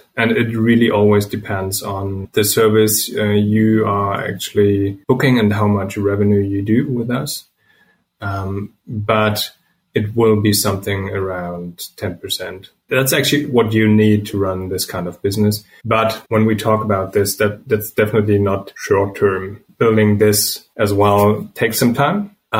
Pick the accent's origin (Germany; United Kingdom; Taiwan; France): Germany; English is a second language; We're from Germany. We grew up here.